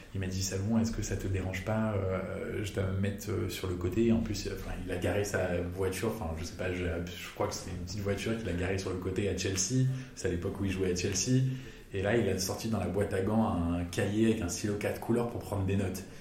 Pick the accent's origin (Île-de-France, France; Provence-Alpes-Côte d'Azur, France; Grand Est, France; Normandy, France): Île-de-France, France; Paris; also born or lived in Chicago, United States; je suis né à Chicago, j'ai grandi à Paris